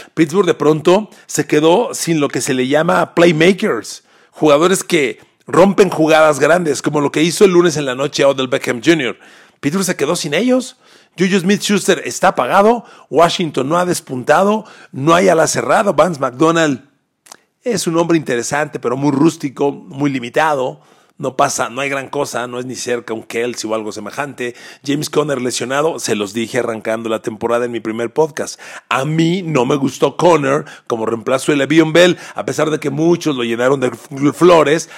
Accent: Mexico; Adoro mi país, soy mexicano

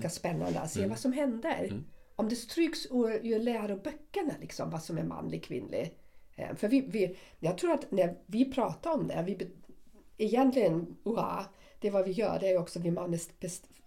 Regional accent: Germany; Swedish is a second language; now in Sweden; Jag är, jag är uppvuxen i väst.

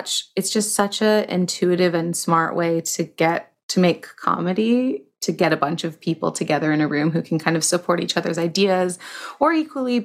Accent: Toronto, Ontario, Canada; I started in Toronto, where I'm from.

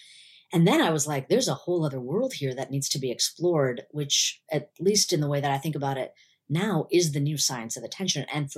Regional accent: India; I had a lot of sort of cultural baggage against it, being an Indian woman.

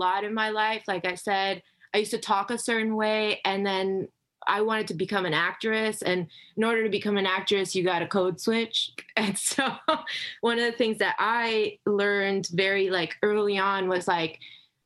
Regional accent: Miami, Florida, United States; I grew up in Miami, Florida

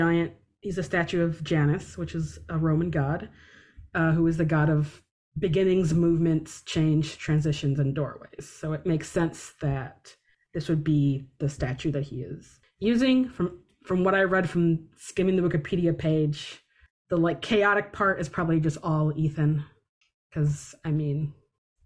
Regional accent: Detroit, Michigan, United States; I grew up in Detroit

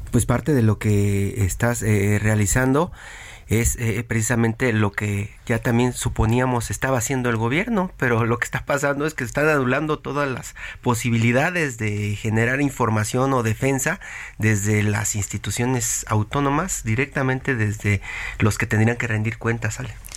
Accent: Mexico

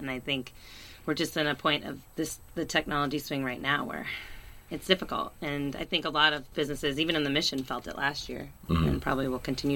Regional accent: Wisconsin, United States; now in Berkeley, United States; I'm originally from Wisconsin, so the cheese really is in my veins

